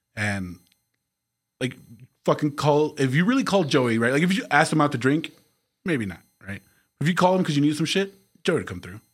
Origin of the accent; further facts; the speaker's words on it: El Paso, Texas, United States; The Northeast